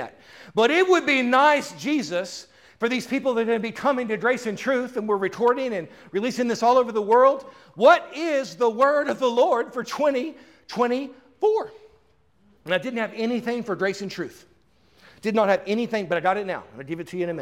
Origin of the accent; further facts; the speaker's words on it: Houston, Texas, United States; moved away as an adult; also born or lived in Dallas, Texas; now in Tampa, United States; I'm from Tampa. I was raised in Houston, right? I lived in Dallas for 20 years